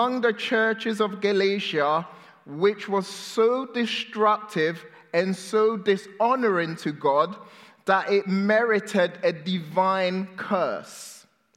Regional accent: England, United Kingdom; also born or lived in Ghana; I was born in Ghana, West Africa, and I moved to England when I was 6-7 years old

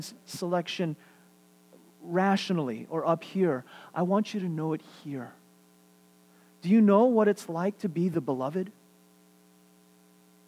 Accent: New York City, New York, United States; moved away as an adult; also born or lived in Seattle, Washington / Vancouver, Washington; now in Houston, United States; I'm Korean, born and raised in New York. 20 years, New York City, this is my life

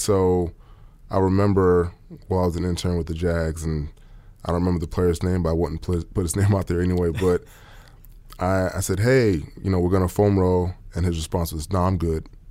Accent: New York City, New York, United States; moved away as an adult; also born or lived in Austin, Texas; now in Oklahoma City, United States; I'm from Queens, New York

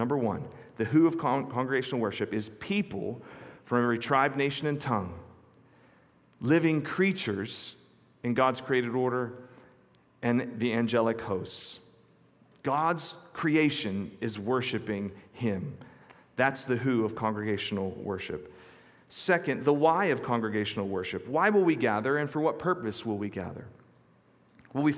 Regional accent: near Quecreek, western Pennsylvania, United States; just outside my hometown, there was a terrible mining accident

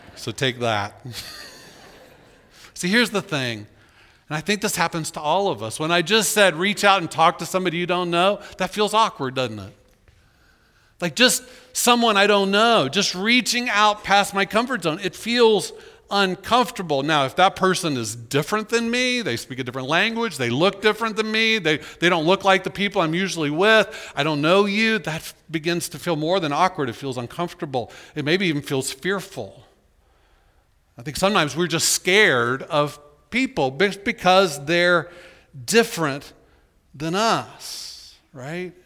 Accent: Orlando, Florida, United States; I was born in Orlando

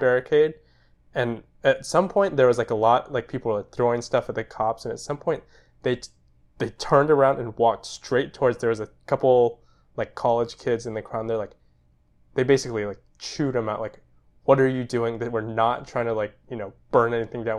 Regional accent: United States; We're Japanese American and, yeah, twenty-five.

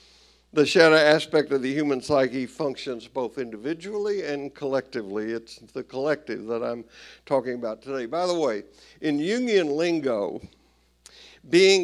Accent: Tennessee, United States; I grew up Southern Baptist in Tennessee

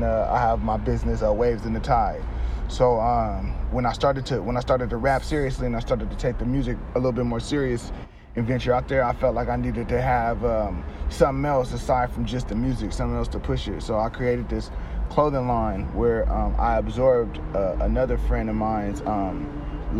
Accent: San Diego, California, United States; Yeah, I'm from San Diego. I grew up off of 30th and Clay Street.

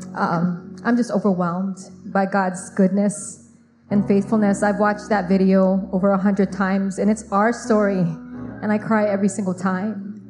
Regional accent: Long Beach, California, United States; also born or lived in Philippines; I grew up in Long Beach

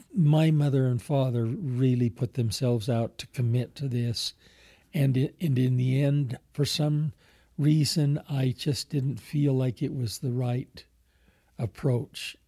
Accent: Alpine, Utah, United States; also born or lived in Murray, Utah; as a kid growing up in Alpine

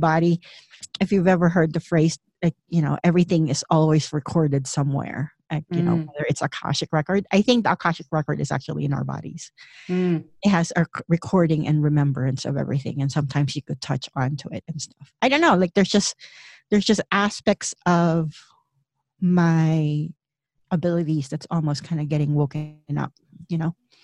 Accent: Philippines; moved away as an adult; I grew up in the Philippines

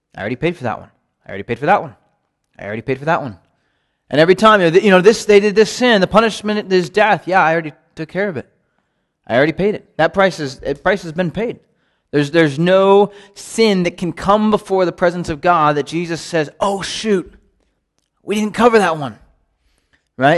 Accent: United States; growing up in the United States

